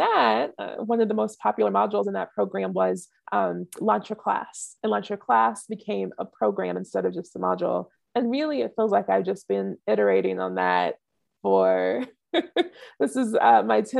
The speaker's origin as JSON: {"language": "English", "area": "just outside of New Orleans", "region": "Southeast Louisiana", "country": "United States", "tie": "born or raised there", "also_born_or_lived": "California / Africa", "moved": "yes", "said": "I grew up in Southeast Louisiana, just outside of New Orleans."}